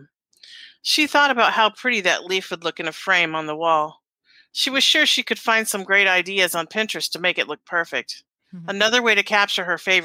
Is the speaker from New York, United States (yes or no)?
no; Alaska, United States; I grew up in Alaska, so we had to have costumes.